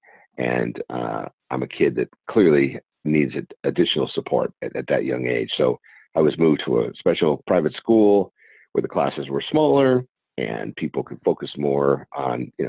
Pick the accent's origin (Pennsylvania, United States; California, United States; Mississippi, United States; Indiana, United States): California, United States; San Diego; Born and raised here in San Diego, California.